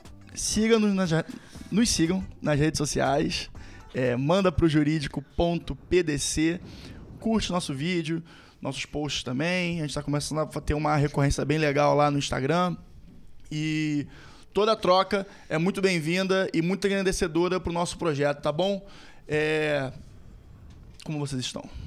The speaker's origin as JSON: {"language": "Portuguese", "region": "Rio de Janeiro", "country": "Brazil", "accent": "Carioca", "said": "somos cariocas, como vocês podem observar pelo nosso sotaque."}